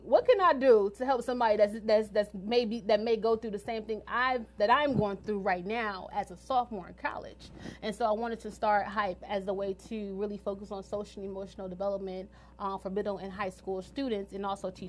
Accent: Detroit, Michigan, United States; now in Washington, D.C., United States; I'm from Detroit, Michigan. I'm not from the area, which is fine, but I made a tremendous impact in the DC area. So this is my second home.

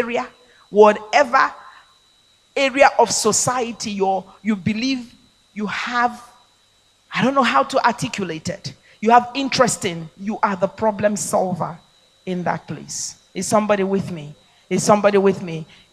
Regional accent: Nigeria; I'm a Nigerian. I mean, I come from a place where I could realize that dream.

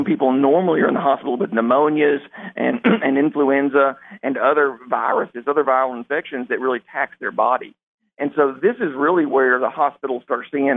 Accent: South Arkansas, United States; now in Jonesboro, United States; born and raised in South Arkansas

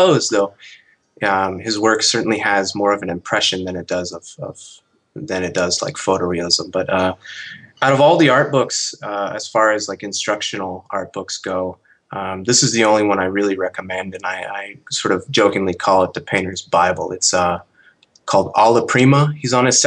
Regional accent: United States; also born or lived in Utah / Pennsylvania; now in Seattle, United States; I grew up in Utah and Pennsylvania

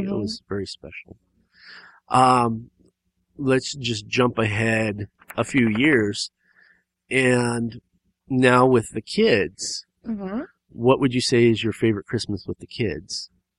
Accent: California, United States; because we live in Southern California right now, and we come from Southern California.

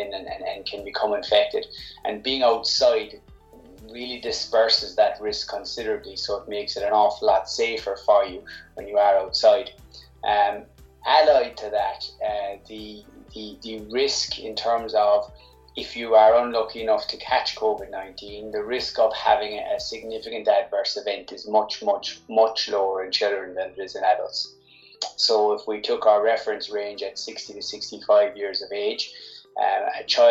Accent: Cork, Munster, Ireland; I'm from Cork

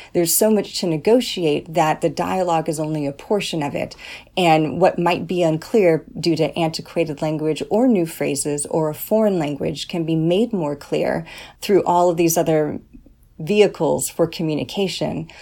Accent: California, United States; first language English; I'm from California

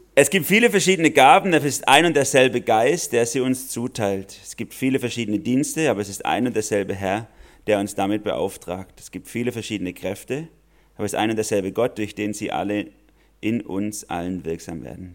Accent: Germany; Wir als Deutsche

